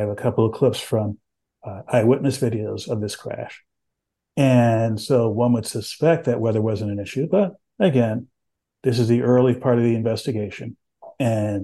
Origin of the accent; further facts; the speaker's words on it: San Antonio, Texas, United States; When I was growing up in Texas, I grew up in San Antonio